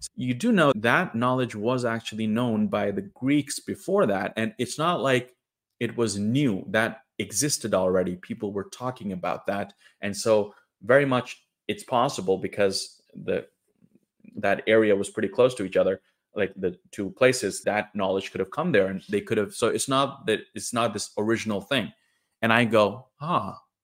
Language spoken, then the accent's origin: English; Trondheim, Trøndelag, Norway; also born or lived in India; my hometown of Trondheim, in the middle of Norway